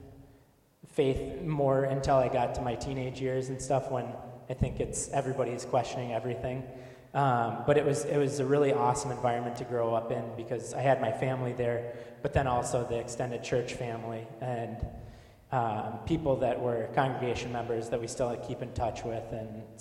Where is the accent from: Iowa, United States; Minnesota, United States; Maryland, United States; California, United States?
Minnesota, United States; Savage; I grew up in Savage, Minnesota